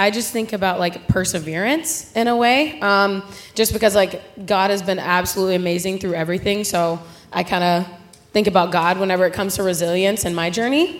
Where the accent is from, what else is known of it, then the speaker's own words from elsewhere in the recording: Fort Worth, Texas, United States; moved away; I'm from Fort Worth, Texas.